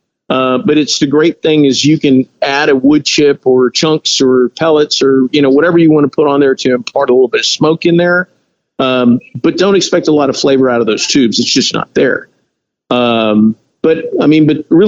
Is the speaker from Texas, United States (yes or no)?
yes; Texas, United States; we're from Texas. I'm Hispanic.